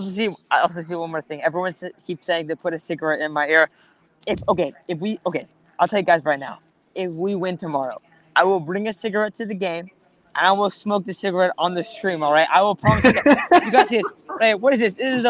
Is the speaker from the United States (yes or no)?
yes; San Diego, California, United States; My dad is a firefighter in San Diego. … lives in San Diego. We're from San Diego.